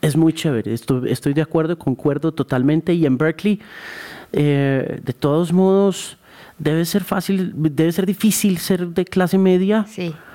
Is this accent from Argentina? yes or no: no; Colombia; lo que somos los colombianos